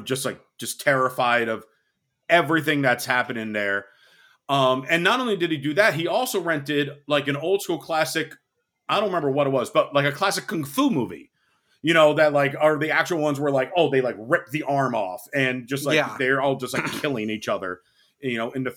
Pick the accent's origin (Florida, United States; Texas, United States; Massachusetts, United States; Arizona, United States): Massachusetts, United States; I grew up in Massachusetts